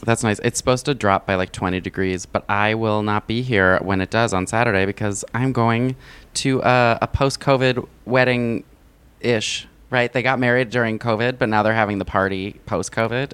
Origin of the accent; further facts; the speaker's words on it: United States; I'm an American